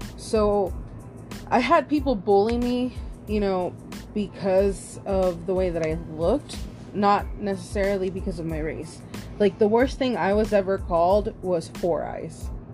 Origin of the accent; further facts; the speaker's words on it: Austin, Texas, United States; also born or lived in Round Rock, Texas; I grew up in Austin, Texas